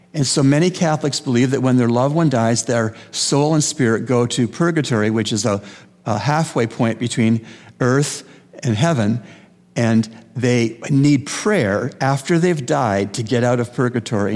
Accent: Canada; moved away; I grew up in Canada

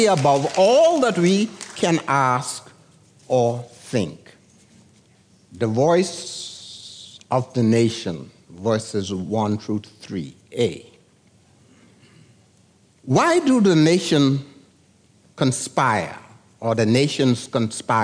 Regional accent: San Salvador, Bahamas; moved away; I came from San Salvador in 1941. They didn't even have a nurse on the island

